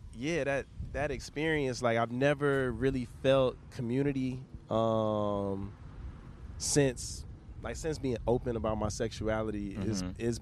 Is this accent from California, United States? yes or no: no; Houston, Texas, United States; now in Los Angeles, United States; I'm from Houston too